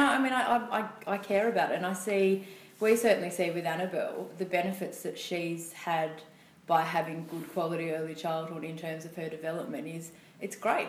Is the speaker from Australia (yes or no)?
yes; Gunnedah, New South Wales, Australia; I'm from Gunnedah, northwest New South Wales, country girl, born and bred